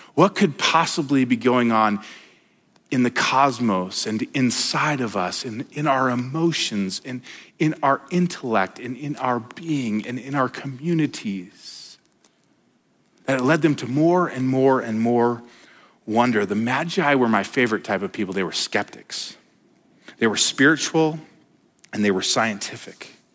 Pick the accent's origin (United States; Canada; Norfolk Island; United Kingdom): United States; Denver, Colorado; now in Montana, United States; I, I grew up in Denver